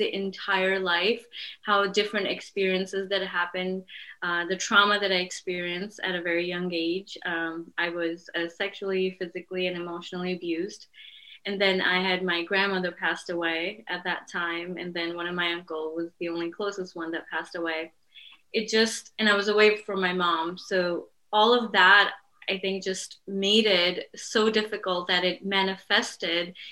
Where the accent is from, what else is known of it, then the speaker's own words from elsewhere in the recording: Pakistan; moved away; Where I'm from, I'm from Pakistan.